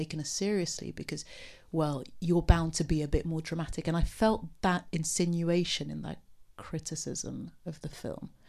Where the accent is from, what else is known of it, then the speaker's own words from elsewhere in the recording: Beirut, Beirut Governorate, Lebanon; I'm from Beirut myself